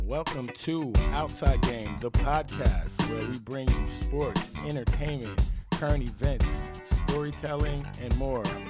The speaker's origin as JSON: {"language": "English", "area": "Rockland County", "region": "New York", "country": "United States", "said": "I am from Rockland County, New York."}